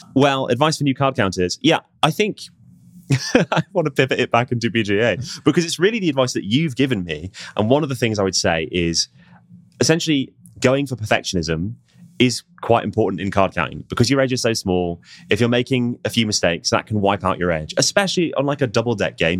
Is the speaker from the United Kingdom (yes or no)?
yes; United Kingdom; as British people